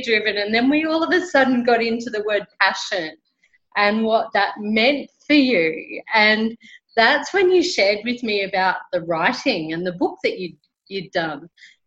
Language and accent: English; Brisbane, Queensland, Australia; now in Colombia